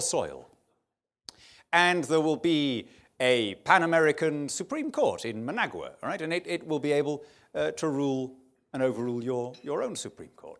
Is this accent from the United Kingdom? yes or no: yes; United Kingdom